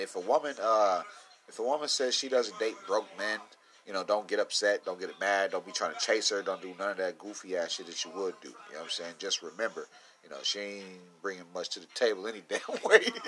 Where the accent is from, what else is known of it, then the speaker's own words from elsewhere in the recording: Midwest, United States; I'm from the Midwest, little cornfield boy